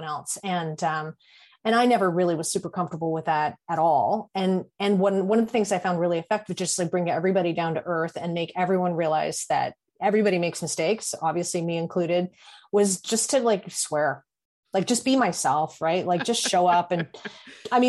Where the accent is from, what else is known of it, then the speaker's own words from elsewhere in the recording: Canada; I'm Canadian